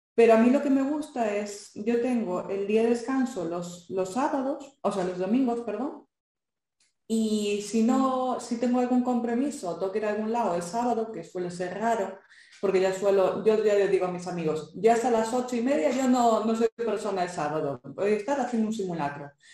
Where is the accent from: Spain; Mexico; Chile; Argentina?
Spain; Galicia; accent: Galician; also born or lived in Santiago de Compostela, Spain; yo soy gallega, por si no se me notó el acento